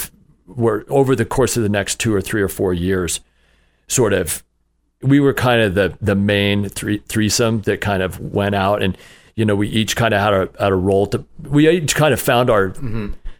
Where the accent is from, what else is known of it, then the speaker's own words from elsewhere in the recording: Utah, United States; I grew up in Utah. Yep.